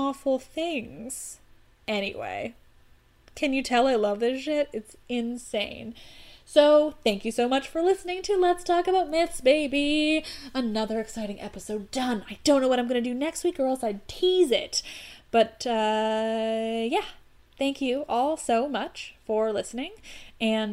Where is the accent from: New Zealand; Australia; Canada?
Canada; I'm Canadian.